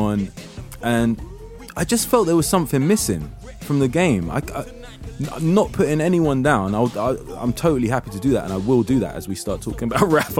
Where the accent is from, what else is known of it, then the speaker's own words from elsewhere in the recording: London, United Kingdom; being a Londoner and being mixed race